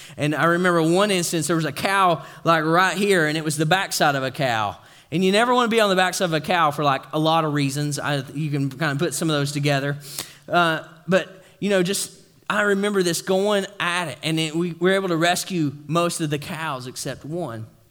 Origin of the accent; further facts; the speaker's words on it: East Tennessee, United States; moved away; I'm from East Tennessee